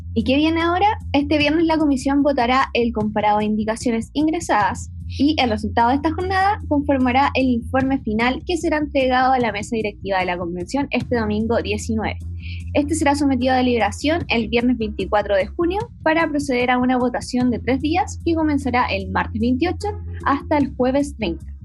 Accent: San Antonio, Valparaíso, Chile; yo soy de San Antonio, de la región de Valparaíso

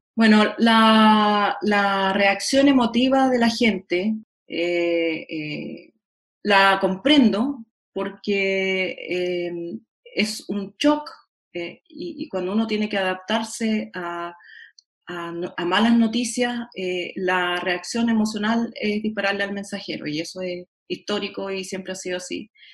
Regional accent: Chile; como soy chilena

